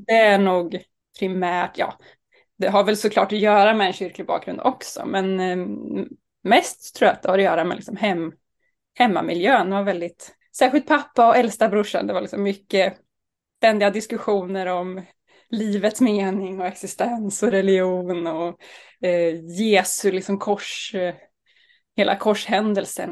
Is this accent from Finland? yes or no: no; Sturefors, Östergötland, Sweden; moved away; also born or lived in Uppsala; Jag kommer ifrån Sturefors utanför Linköping, där jag växte upp med tre storebröder